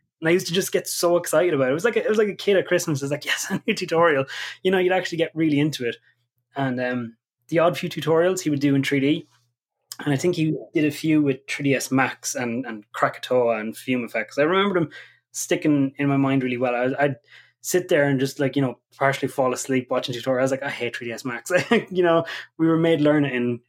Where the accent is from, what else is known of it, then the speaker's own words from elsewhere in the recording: County Kildare, Ireland; also born or lived in Dublin; now in Letterkenny, Ireland; I'm originally from Kildare